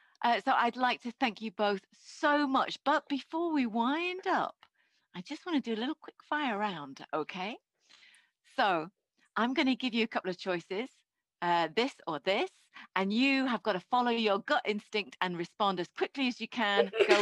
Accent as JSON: {"language": "English", "country": "New Zealand", "tie": "born or raised there", "lives_now": "United Kingdom", "said": "I grew up in New Zealand, moved to Britain."}